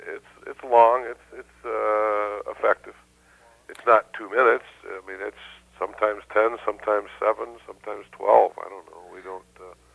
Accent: Detroit, Michigan, United States; moved away; born and raised in Detroit

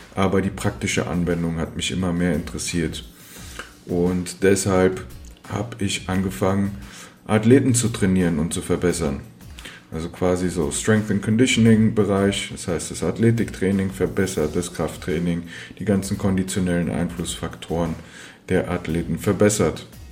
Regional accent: Frankfurt am Main, Hesse, Germany; ich bin in Frankfurt am Main geboren und aufgewachsen

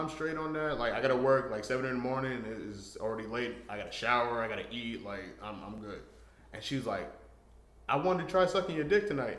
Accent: New York, United States; I'm from New York.

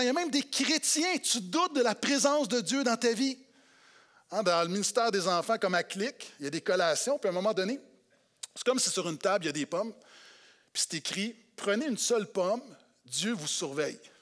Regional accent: Quebec, Canada; en tant que Québécois

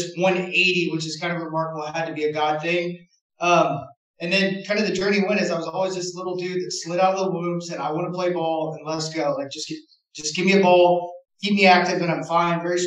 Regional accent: Knoxville, Tennessee, United States; I'm from Tennessee, Knoxville

